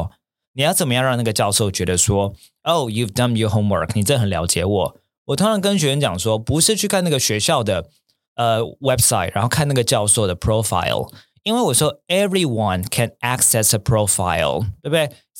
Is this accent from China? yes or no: no; Taipei, Taiwan; also born or lived in Tianmu; 比如说我跟好学校的老板阿诺哦，我们可能小时候都是在我们原生家庭都在天母。